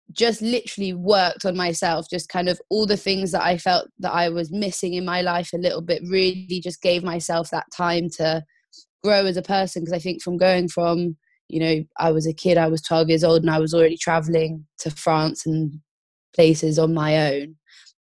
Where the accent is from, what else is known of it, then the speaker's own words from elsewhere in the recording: Croyde, South West England, United Kingdom; I grew up in North Devon in a little town called Croyd, where I learned to surf.